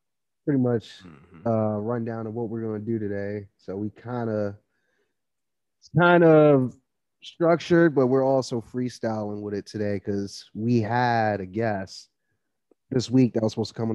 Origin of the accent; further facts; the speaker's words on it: New York, United States; my home state, New York.